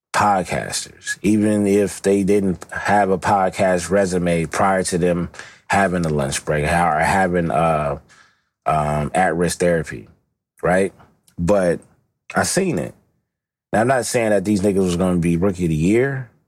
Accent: Los Angeles, California, United States; I've never gotten away from my West Coast up, upbringing, you know? Um, you know, you'll see me online using some of the finest West Coast slang, you know, 'cause this is where I come from

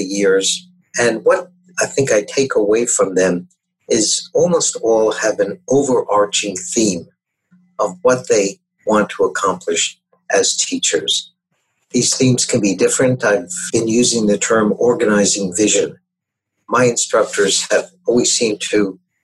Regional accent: New York City, New York, United States; I grew up in New York City, going to schools with romantic names like PS 89 and Junior High School 135, etc.

